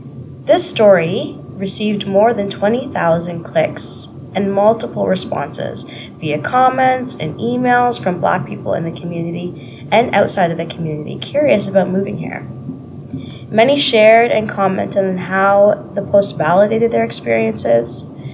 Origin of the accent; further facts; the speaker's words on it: Kingston, Ontario, Canada; moved away; I live in Kingston, Ontario. I was born and raised in Kingston. I left for about a decade and returned 8 years ago to settle down, grow our family. I live here with my husband and our two daughters.